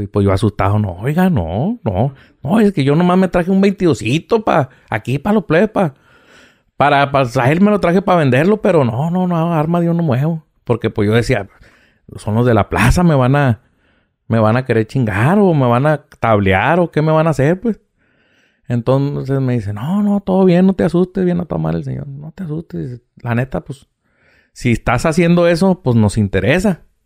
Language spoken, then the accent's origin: Spanish; Mexicali, Baja California, Mexico; de aquí soy de Mexicali